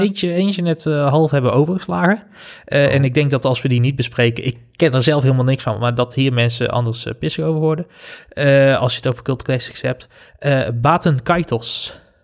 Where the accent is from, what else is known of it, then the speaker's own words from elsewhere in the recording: North Brabant, Netherlands; moved away as an adult; also born or lived in Amsterdam; Ik ben weer terug naar mijn roots